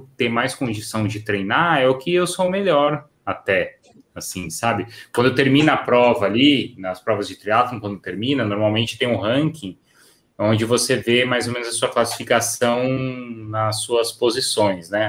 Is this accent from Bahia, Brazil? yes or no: no; São Paulo, Brazil; Eu sou de São Paulo